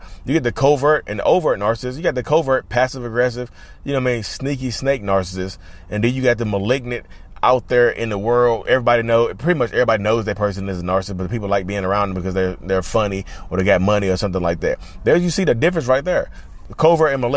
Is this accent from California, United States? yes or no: no; North Carolina, United States; North Carolina, my home state.